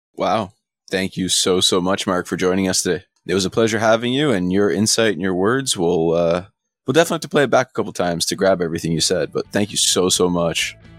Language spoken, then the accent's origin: English; Canada; I'm Canadian